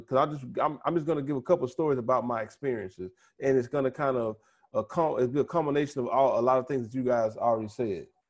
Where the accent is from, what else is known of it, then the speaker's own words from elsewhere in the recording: United States; moved away as an adult; growing up in the United States